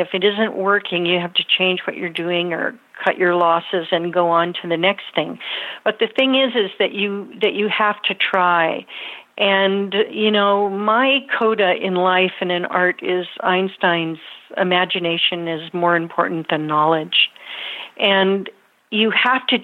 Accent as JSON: {"language": "English", "area": "Napa Valley", "region": "California", "country": "United States", "tie": "born or raised there", "lives_now": "Middletown, United States"}